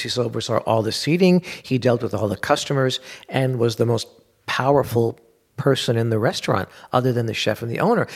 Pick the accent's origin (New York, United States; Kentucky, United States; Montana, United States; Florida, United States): New York, United States; New York City; I grew up in Bensonhurst, Brooklyn